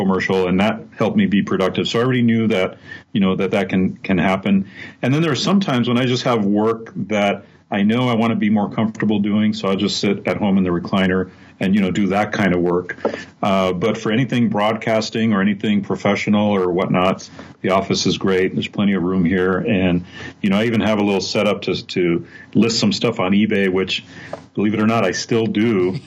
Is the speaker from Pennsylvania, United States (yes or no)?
no; Southern California, United States; moved away as an adult; I was born and raised in Southern California all my life